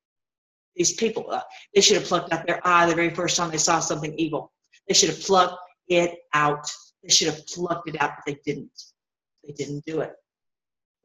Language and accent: English; Tennessee, United States; where I grew up in Tennessee